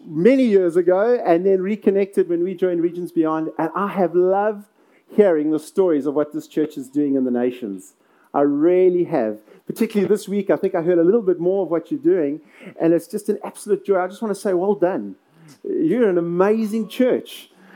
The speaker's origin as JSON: {"language": "English", "country": "South Africa", "tie": "born or raised there", "said": "I'm from South Africa, born, bred in South Africa."}